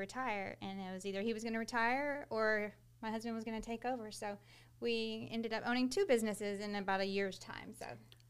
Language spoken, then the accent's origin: English; Texas City, Texas, United States; We're both from Texas City, so it just seemed like a natural place to want to come back. You know, we were both born and raised here.